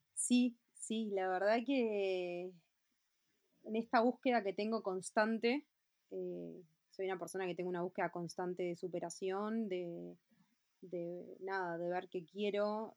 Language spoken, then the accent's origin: Spanish; Montevideo, Uruguay; yo nací en Montevideo, 16 de octubre del 86, tengo 33 años.